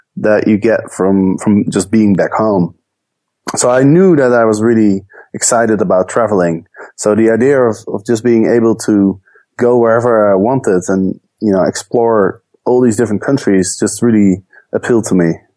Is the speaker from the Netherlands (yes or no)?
yes; Netherlands; moved away as an adult; also born or lived in Amsterdam / Chicago; I grew up in the Netherlands